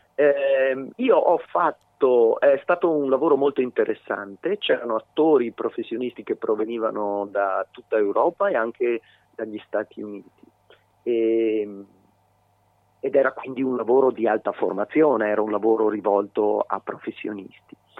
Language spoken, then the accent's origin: Italian; Veneto, Italy; moved away; anche se sono esule, il Veneto è la mia terra